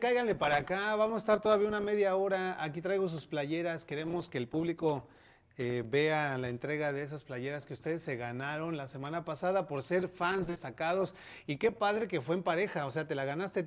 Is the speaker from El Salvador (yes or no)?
no; Mexico; now in United States; eso yo creo que no es parte de nuestra cultura como mexicanos